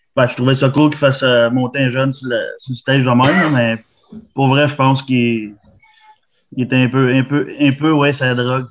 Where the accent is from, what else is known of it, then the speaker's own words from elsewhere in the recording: Quebec, Canada; je viens du Québec